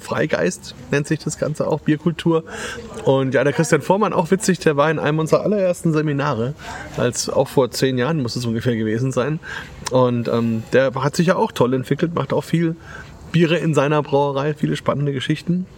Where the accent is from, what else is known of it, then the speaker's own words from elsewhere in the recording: Franconia, Bavaria, Germany; hier bei uns in Franken